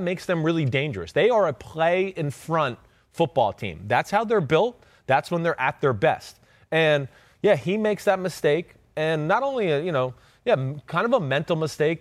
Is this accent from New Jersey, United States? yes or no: yes; New Jersey, United States; I'm from Jersey